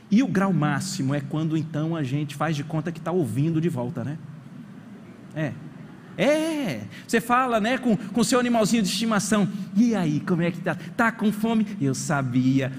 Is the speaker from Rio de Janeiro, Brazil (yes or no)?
no; Brasília, Federal District, Brazil; lá de onde eu fui criado em Brasília